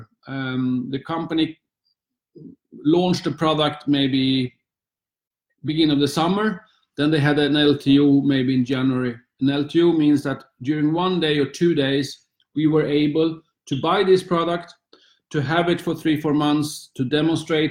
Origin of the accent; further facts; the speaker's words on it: Sweden; also born or lived in Luxembourg; now in London, United Kingdom; Since I was a little boy in Sweden